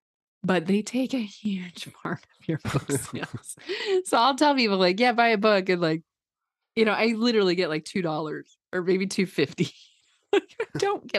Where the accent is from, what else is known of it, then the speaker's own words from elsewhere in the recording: Midwest, United States; I grew up like here in the Midwest, where, you know, there was a lot of weird messaging.